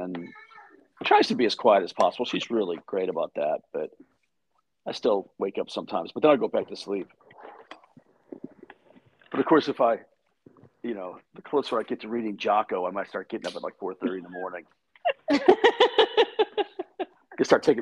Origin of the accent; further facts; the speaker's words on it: Michigan, United States; now in Texas, United States; I was growing up in Michigan